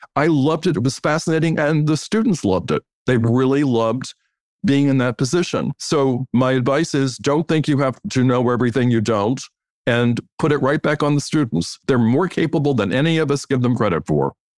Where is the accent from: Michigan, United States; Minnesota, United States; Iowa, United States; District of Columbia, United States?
District of Columbia, United States; Washington; I grew up in Washington, D, D C, which is not a fashionable place by any means